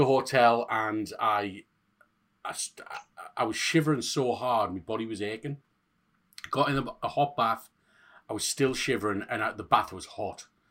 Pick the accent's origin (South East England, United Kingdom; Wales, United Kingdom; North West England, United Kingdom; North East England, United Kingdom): North East England, United Kingdom; Hartlepool; I'm from Hartlepool